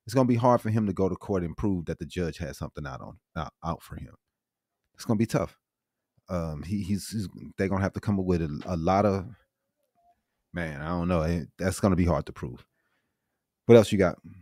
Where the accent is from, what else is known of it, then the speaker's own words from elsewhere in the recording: St. Louis, Missouri, United States; I'm from Saint Louis